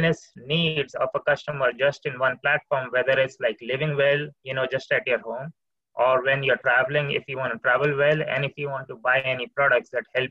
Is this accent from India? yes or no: yes; India; moved away; I come from India